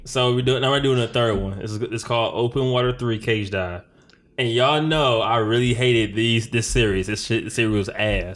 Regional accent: Detroit, Michigan, United States; growing up in Detroit

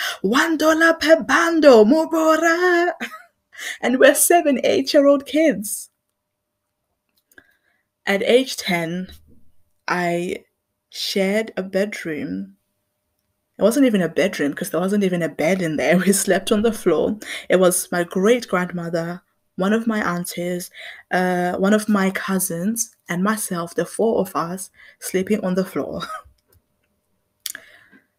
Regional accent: Zimbabwe; now in England; I grew up in Zimbabwe

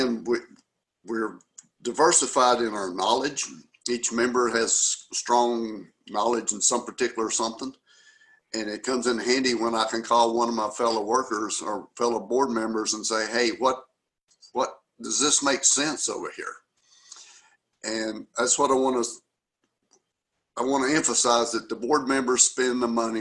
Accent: Newcastle, Oklahoma, United States; I'm from Newcastle

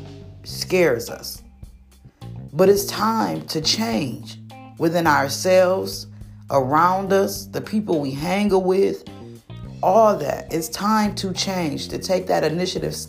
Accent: Michigan, United States; been born and raised in Michigan

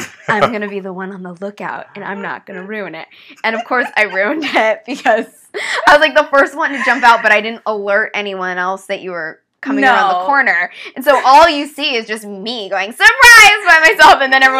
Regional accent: Los Angeles, California, United States; Well, I grew up here in Los Angeles in the Hollywood Hills. My dad was an actor.

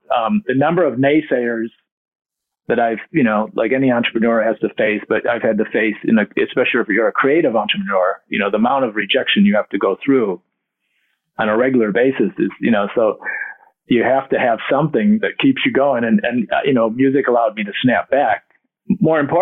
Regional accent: Detroit, Michigan, United States; We had a family of 9 and we grew up in Detroit

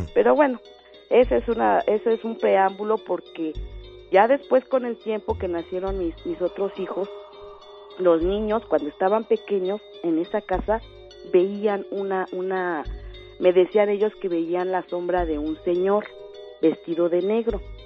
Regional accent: Xochimilco, Mexico City, Mexico; moved away as an adult; now in State of Mexico, Mexico; Yo vivo ahorita aquí en el Estado de México pero en mi juventud, mi adolescencia, este, viví en Xochimilco

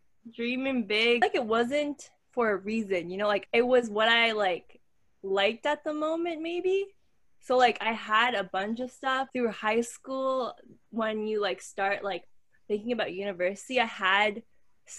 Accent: Canada; I was born and raised in Canada.

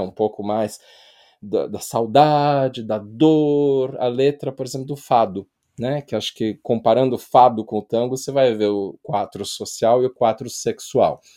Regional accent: Brazil; E eu estou falando isso como brasileiro

